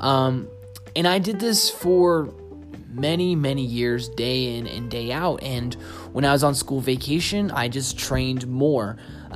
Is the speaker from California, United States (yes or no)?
no; Boston, Massachusetts, United States; also born or lived in Seattle; now in Austin, United States; I'm originally from Boston, moved to Seattle, danced there for 2 years, and then moved here to Austin where I live now